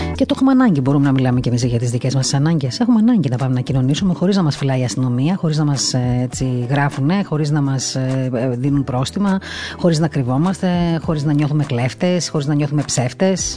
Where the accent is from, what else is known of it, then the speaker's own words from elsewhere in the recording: Crete, Greece; Εγώ προσωπικά δεν κατάγομαι από εκεί, από την Κρήτη κατάγομαι